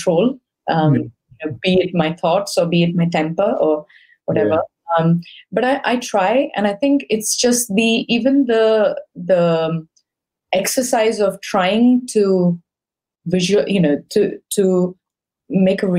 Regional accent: India; now in United Kingdom; I come from India

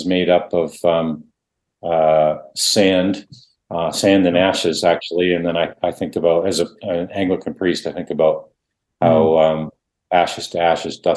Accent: Canada; first language Dutch; English is a second language; I grew up thinking I wasn't Canadian, but I was Dutch

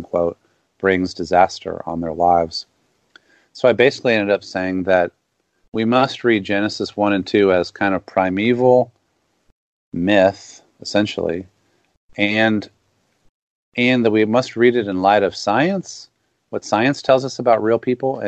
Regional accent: the South, United States; as a Southerner and a Southern Baptist for a long time

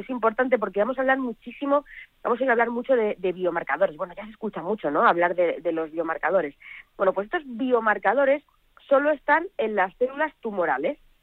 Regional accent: Belmonte, Spain; mi pueblo de Belmonte

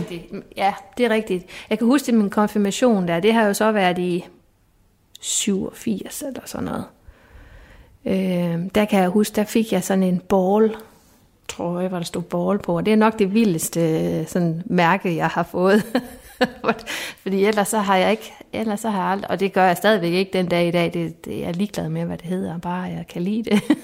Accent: Esbjerg, Southern Denmark, Denmark; moved away as an adult; also born or lived in Sønderborg; jeg er fra Esbjerg

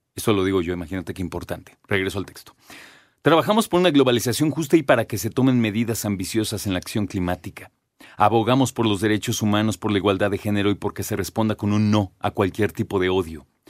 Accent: Mexico; nosotros como mexicanos, como citadinos

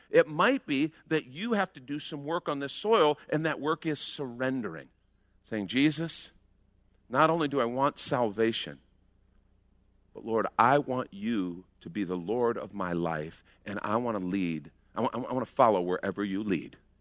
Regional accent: United States; We're American Christians

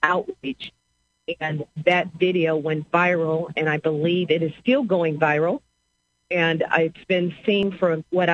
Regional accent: St. Louis, Missouri, United States; I was born and raised in St. Louis

